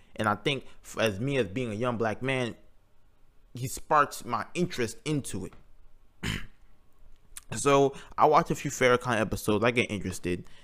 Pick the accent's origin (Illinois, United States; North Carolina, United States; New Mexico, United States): North Carolina, United States; Greensboro; I was born in Greensboro, North Carolina in two thousand one. I grew up on a farm and still currently live on one when I go home